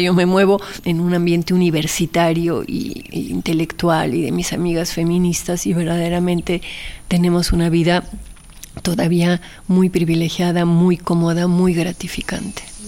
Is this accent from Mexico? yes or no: yes; Mexico; also born or lived in Argentina; el haber crecido, porque fui educada en los dos países y con papás extranjeros, entonces siempre está como la, la comparación entre México y Argentina